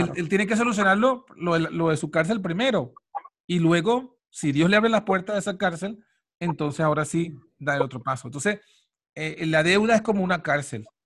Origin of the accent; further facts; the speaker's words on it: Venezuela; moved away; uno en Latinoamérica, en Venezuela, porque yo soy de Venezuela